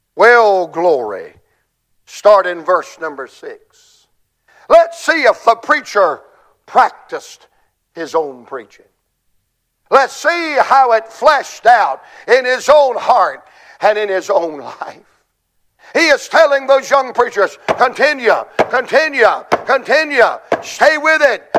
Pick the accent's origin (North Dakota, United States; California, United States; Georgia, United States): Georgia, United States; I'm, I'm from Georgia